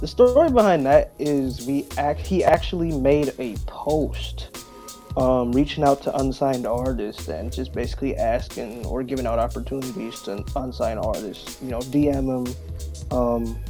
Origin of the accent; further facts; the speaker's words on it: North Carolina, United States; moved away; I'm back in my hometown in North Carolina